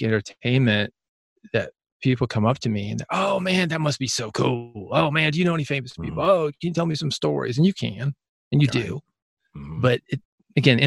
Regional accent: Nashville, Tennessee, United States; growing up in Nashville

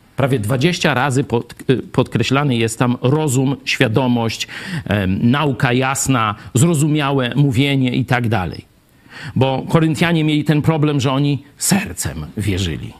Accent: Kraśnik, Lublin Voivodeship, Poland; moved away; also born or lived in Kraków; pochodzę z tu lubelskiego, z Lublina, z Kraśnika

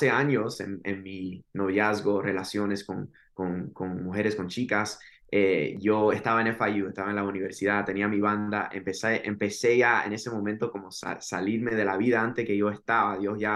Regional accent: Miami, Florida, United States; soy de Miami, Florida, de padres cubanos, nacido en Miami, Florida.

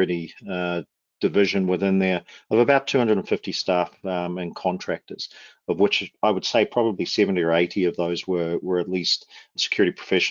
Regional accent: Wellington, New Zealand; moved away as an adult; also born or lived in Auckland, New Zealand; now in Calgary, Canada; I was born and raised in Wellington in New Zealand, moved to Auckland when I just finished high school, or college, as we call it down there.

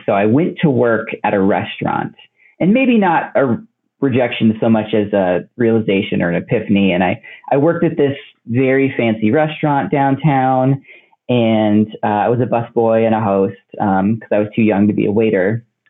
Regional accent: Oak Park, Illinois, United States; they stayed one place for high school, and that was Oak Park, Illinois. Um, and I was actually there from like elementary school to high school

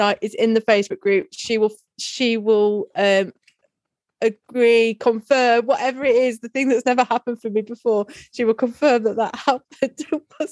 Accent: Lincolnshire coast, East Midlands, United Kingdom; I grew up on the Lincolnshire coast, so many caravans

